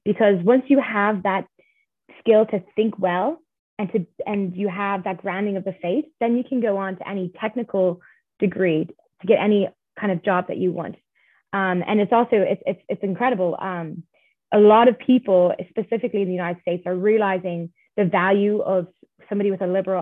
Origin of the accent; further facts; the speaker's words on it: Ireland; I'm from Ireland